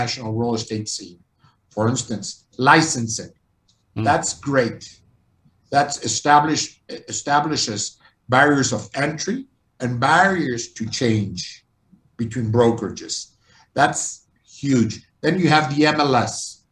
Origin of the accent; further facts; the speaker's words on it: Mexico; also born or lived in Doylestown, Pennsylvania; I was born and raised here in Mexico.